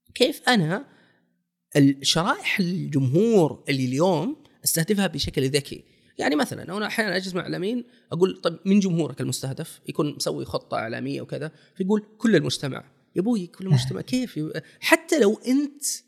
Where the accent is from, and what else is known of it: Saudi Arabia